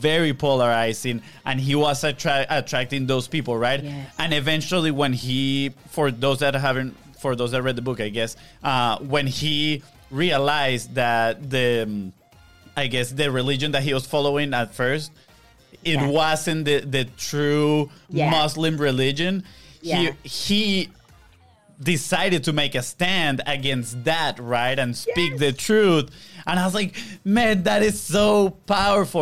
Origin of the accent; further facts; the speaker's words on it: Venezuela; moved away; we come from Venezuela, where honestly we didn't experience racism growing up